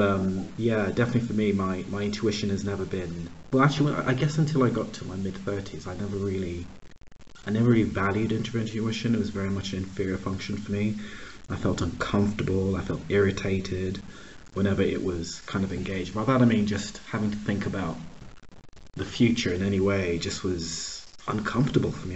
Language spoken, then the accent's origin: English; Pittsburgh, Pennsylvania, United States; also born or lived in Uganda; So I was born in Uganda. Uh, we moved to the States when I was very, very young, about one or two, grew up in Pittsburgh, Pennsylvania.